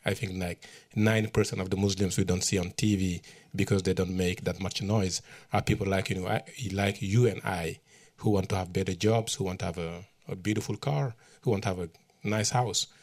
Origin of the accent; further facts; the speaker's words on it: Matam, Senegal; moved away as an adult; also born or lived in New York; my hometown in northern Senegal. It's called Matam